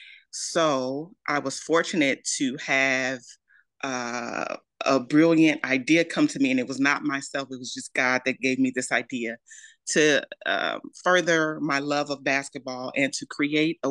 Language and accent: English; Maywood, Illinois, United States; I am from Maywood, Illinois, originally. It's a little suburb right outside of Chicago.